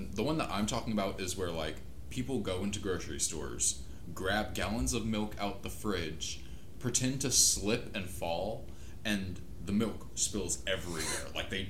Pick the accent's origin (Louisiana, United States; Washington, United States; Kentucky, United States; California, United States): Louisiana, United States; also born or lived in Mississippi; I'm from Louisiana